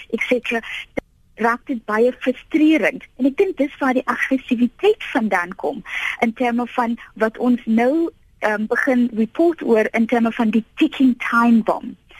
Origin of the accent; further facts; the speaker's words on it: Piketberg, Western Cape, South Africa; ek het groot geword in Pietberg